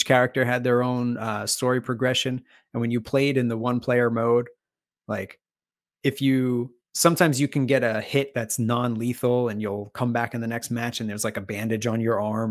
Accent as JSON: {"language": "English", "town": "New York City", "region": "New York", "country": "United States", "tie": "born or raised there", "said": "When I was growing up in the Bronx"}